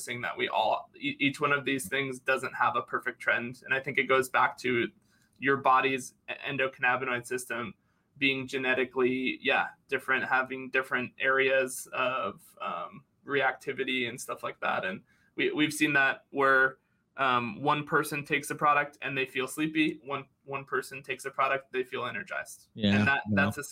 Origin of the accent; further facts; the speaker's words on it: Northeast, United States; moved away as an adult; also born or lived in Florida; I'm from the Northeast originally